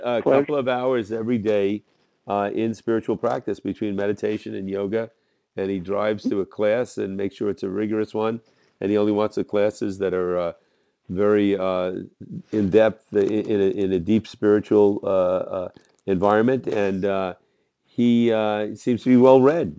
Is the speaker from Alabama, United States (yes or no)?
no; Jersey City, New Jersey, United States; I'm from Jersey City